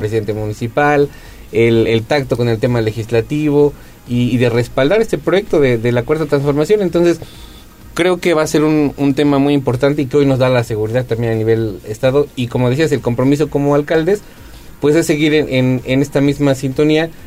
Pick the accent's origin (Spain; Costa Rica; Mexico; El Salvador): Mexico; Puebla